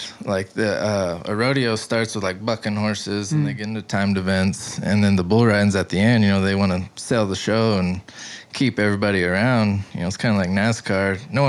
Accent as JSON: {"language": "English", "town": "Albuquerque", "region": "New Mexico", "country": "United States", "tie": "born or raised there", "also_born_or_lived": "Stanley, New Mexico / Moriarty, New Mexico", "said": "So when I was 10, I lived in that house. But I grew up in Albuquerque and then Stanley, which is about 20 minutes up the road here. So I'm pretty close to right here, actually."}